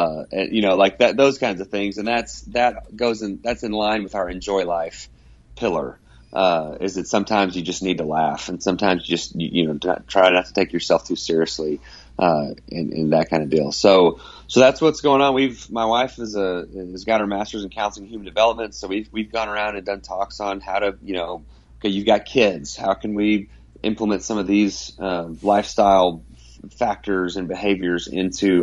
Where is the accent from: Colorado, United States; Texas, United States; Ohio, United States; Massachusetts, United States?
Texas, United States; Dallas; now in Abilene, United States; I grew up in the North Dallas area